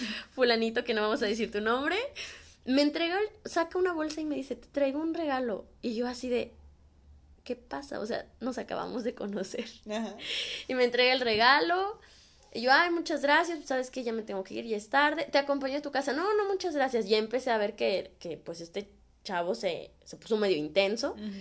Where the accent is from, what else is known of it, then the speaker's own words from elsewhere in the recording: Guadalajara, Jalisco, Mexico; moved away as an adult; now in Canada; los latinos o así como mexicanos